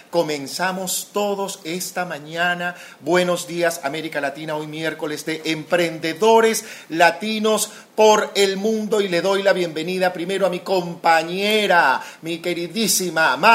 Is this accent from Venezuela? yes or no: yes; Venezuela; Yo soy venezolana para comenzar.